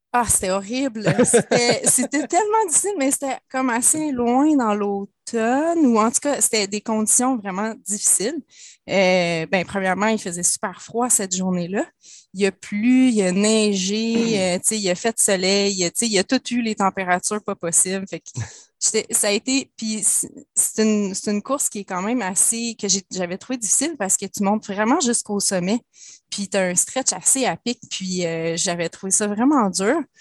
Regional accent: Laurentides, Quebec, Canada; Je viens des Laurentides, donc c'était beaucoup le ski

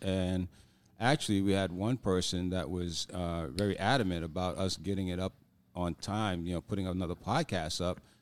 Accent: New York, United States; moved away; being a New Yorker

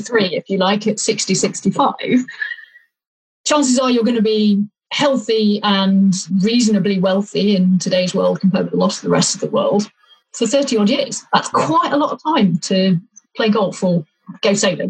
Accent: Leicestershire, East Midlands, United Kingdom; now in Winchester, United Kingdom; I grew up in Leicestershire

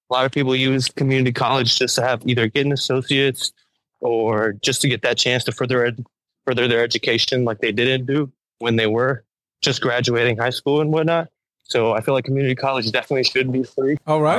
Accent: Las Vegas, Nevada, United States; moved away; also born or lived in Chicago, Illinois; I was born and raised in Las Vegas.

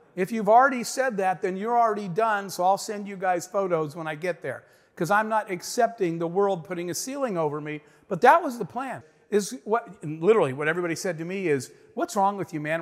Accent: Arizona, United States; I grew up in the Arizona desert, in the middle of nowhere, a single mom with four kids

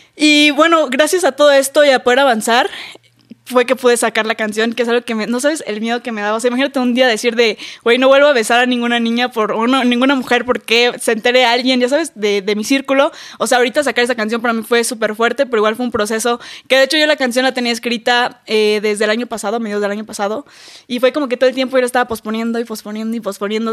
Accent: Campeche, Mexico; yo soy de Campeche, que es un lugar muy chiquito

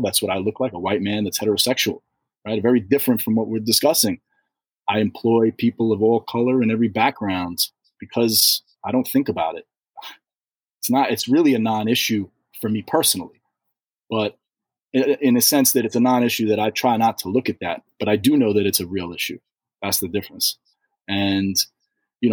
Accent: New York City, New York, United States; I'm from New York City.

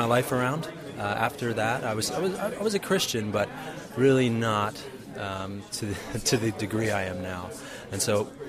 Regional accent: New Jersey, United States; accent: American; moved away as an adult; by my American accent, I come from America, brought up in New Jersey in America

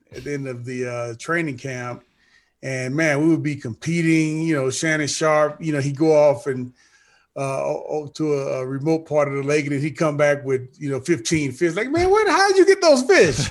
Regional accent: St. Louis, Missouri, United States; growing up the way that I grew up in St. Louis

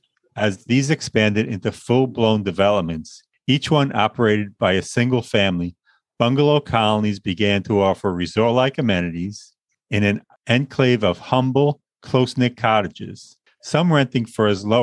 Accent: Long Island, New York, United States; born or raised there

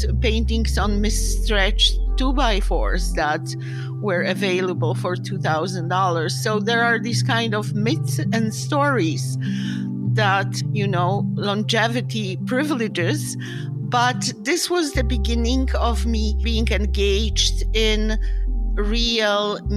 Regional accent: Poland; moved away as an adult; now in New York, United States; I'm from Poland, and I have a very boring, solid art history degree

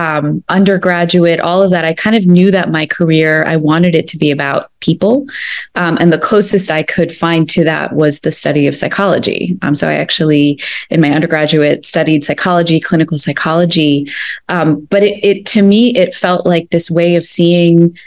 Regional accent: United States; I grew up in the United States, but my family emigrated from India like about 50 years ago

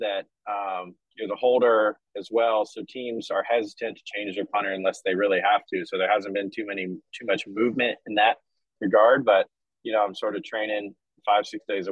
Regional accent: Atlanta, Georgia, United States; moved away as an adult; also born or lived in Los Angeles / Vancouver / Washington, D.C.; now in Birmingham, United States; Being born and raised in Atlanta, I've been fortunate to live in so many places

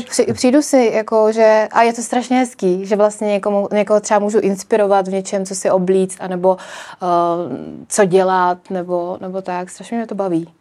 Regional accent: Czechia; já si přijdu spíš víc jako Češka

